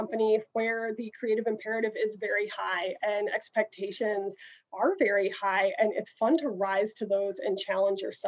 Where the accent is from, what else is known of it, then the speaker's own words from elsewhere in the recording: Midwest, United States; moved away as an adult; also born or lived in St. Louis; now in San Diego, United States; I am not native to San Diego. I came from the Midwest, and my career really started after spending some time in St. Louis.